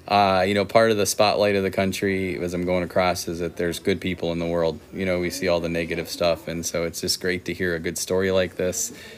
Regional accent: Wilmont, United States; I'm from Wilmont and everybody calls it Wilmont.

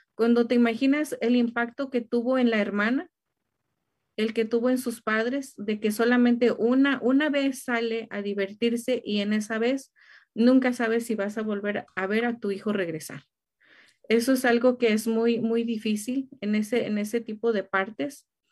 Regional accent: Mexico; para nosotros como mexicanos

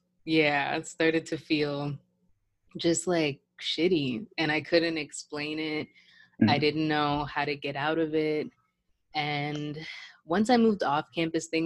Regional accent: Woodbridge, Virginia, United States; I grew up in Woodbridge, which is pretty multicultural.

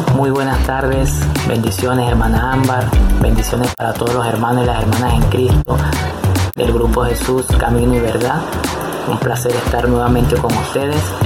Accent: Venezuela; soy de Venezuela

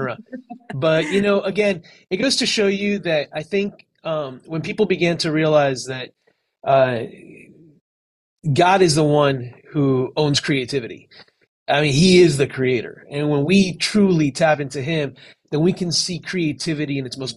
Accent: Miami, Florida, United States; also born or lived in California; I was raised in Miami. I was born in California, actually, but I moved when I was about 10 years old

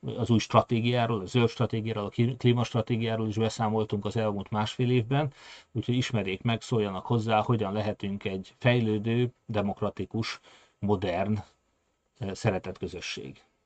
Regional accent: Hungary; mi magyarok

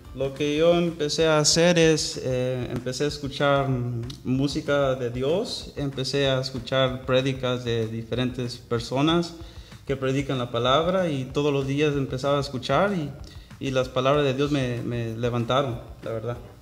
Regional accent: Orange, California, United States; Spanish is a second language; also born or lived in Anaheim, California; nací en la ciudad de Orange, aquí en el condado de Orange

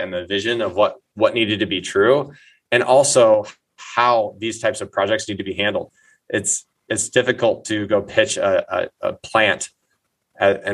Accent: Eddyville, Iowa, United States; now in Minneapolis, United States; my hometown of Eddyville, Iowa

